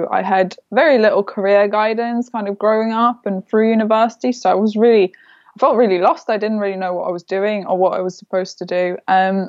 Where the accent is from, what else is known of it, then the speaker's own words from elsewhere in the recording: Lithuania; moved away as an adult; also born or lived in London; I grew up in Lithuania. I was there till I was 18.